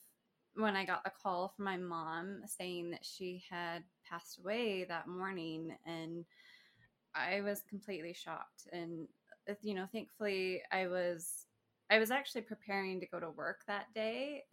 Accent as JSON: {"language": "English", "town": "Spanish Fork", "region": "Utah", "country": "United States", "tie": "born or raised there", "also_born_or_lived": "Provo, Utah", "said": "I was born and raised in Provo, but then we moved when I was 8 to Spanish Fork. So okay. I call Spanish Fork. Home"}